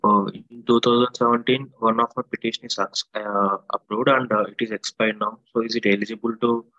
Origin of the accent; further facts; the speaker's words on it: Hyderabad, Telangana, India; I'm from Hyderabad.